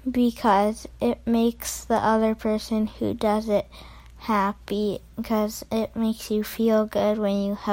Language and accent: English; St. Thomas, Ontario, Canada; I am 10 years old. I am from St. Thomas, Ontario.